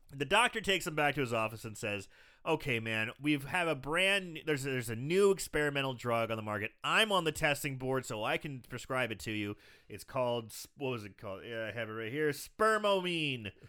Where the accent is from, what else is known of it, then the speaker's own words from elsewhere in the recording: Belleville, Illinois, United States; now in St. Louis, United States; I live in Saint Louis, but, uh, you know, my hometown, Belleville